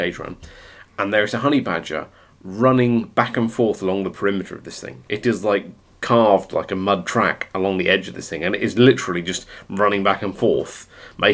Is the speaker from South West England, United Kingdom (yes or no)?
yes; West Country, South West England, United Kingdom; growing up in the West Country in a rural setting